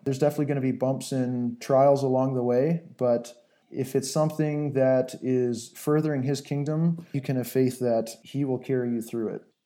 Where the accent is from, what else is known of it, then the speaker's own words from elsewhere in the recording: southern Ontario, Canada; moved away as an adult; now in Angola; I grew up in southern Ontario, Canada, uh, on a little hobby farm